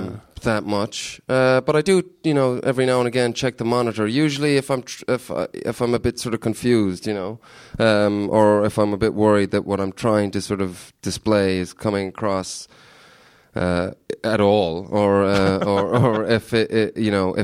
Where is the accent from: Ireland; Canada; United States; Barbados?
Ireland; sort of people always think I'm Canadian, but I'm actually Irish in disguise.